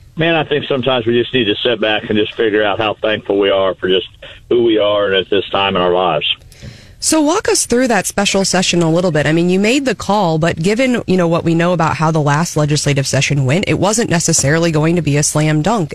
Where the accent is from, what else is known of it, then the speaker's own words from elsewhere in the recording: Missouri, United States; I'm actually at home today in, in my hometown.